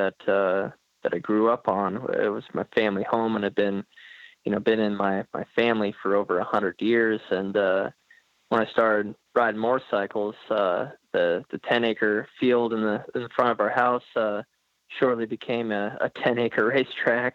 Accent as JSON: {"language": "English", "region": "southwest Washington", "country": "United States", "tie": "born or raised there", "also_born_or_lived": "Centralia, Washington", "said": "I was born in Centralia, Washington, which is in southwest Washington. And then I grew up about 30 minutes west of there"}